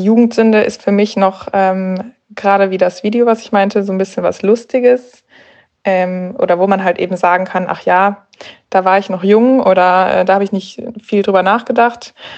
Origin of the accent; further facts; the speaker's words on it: Berlin, Germany; Ich komme aus Berlin